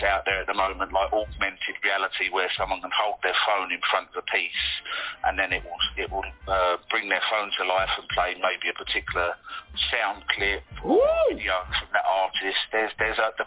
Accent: London, United Kingdom; I'm from London and I currently live in London

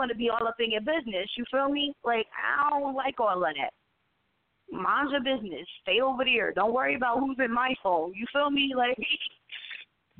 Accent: Asbury Park, New Jersey, United States; my hometown of Asbury Park, New Jersey

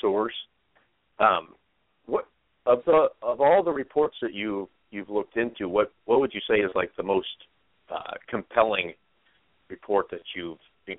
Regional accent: Oregon, United States; I grew up in Oregon

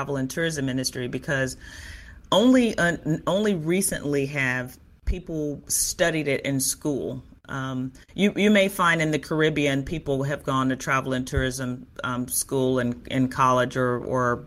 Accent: Chicago, Illinois, United States; I'm originally from Chicago

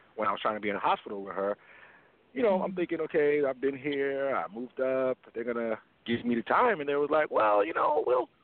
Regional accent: New York City, New York, United States; now in Fort Lauderdale, United States; I'm originally from New York, Queens, but right now I'm currently located in Fort Lauderdale, Florida

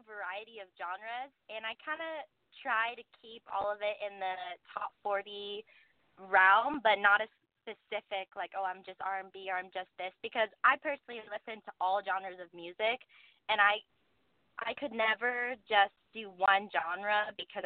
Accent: Malibu, California, United States; I grew up in Malibu. I went to Malibu High, and it's my hometown

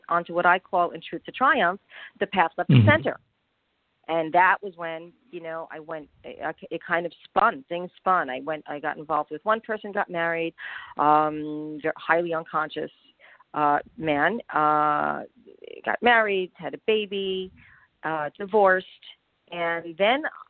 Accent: Long Island, New York, United States; also born or lived in Connecticut; I was born in Connecticut and raised in the suburbs of New York, Long Island, New York, to be exact

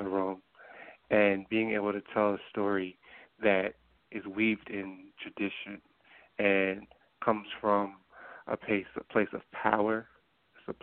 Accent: New Jersey, United States; me growing up in New Jersey

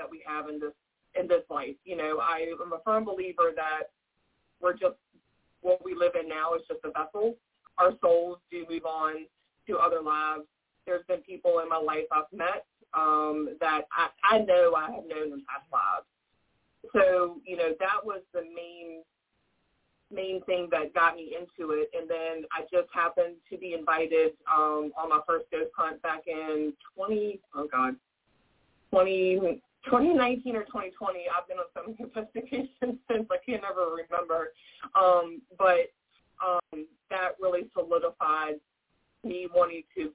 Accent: Virginia, United States; I was born and raised here in Virginia. I've never moved. I've never lived anywhere else

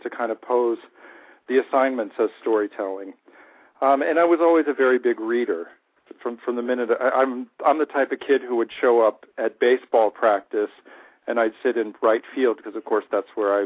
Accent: Peach Grove, Ohio, United States; I grew up where the farms meet the suburbs outside of Cincinnati, Ohio. Little area called Peach Grove, Ohio

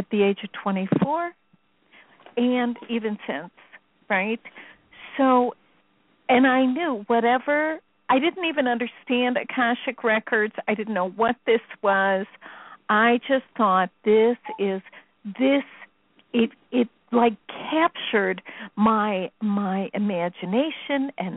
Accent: Chicago, Illinois, United States; I'm from Chicago

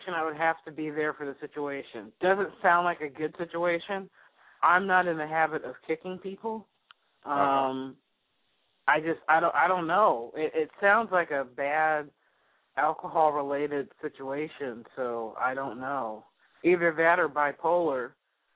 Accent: California, United States; I'm from California

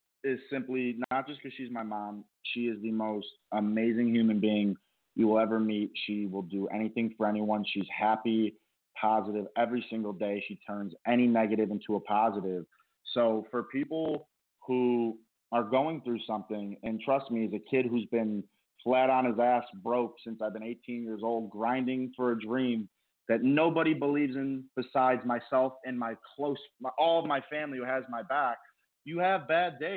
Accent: Rochester, New York, United States; moved away as an adult; now in Los Angeles, United States; went back home to my hometown in Rochester.

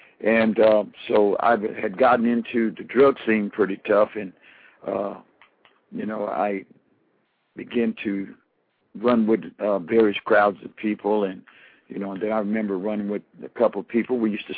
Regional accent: Colorado Springs, Colorado, United States; also born or lived in Texas; I'm from Texas originally, but I was raised in Colorado Springs.

